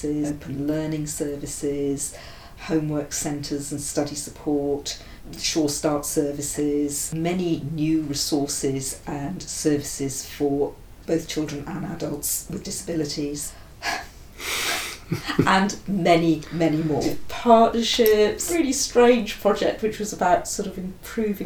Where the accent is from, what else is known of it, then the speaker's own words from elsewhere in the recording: Wales, United Kingdom; now in London, United Kingdom; I'm from Wales and my family will live in Wales.